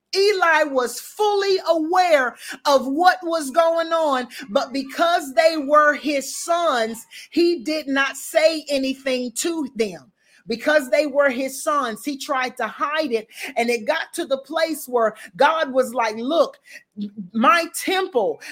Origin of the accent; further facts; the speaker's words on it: the South, United States; I'm from the South.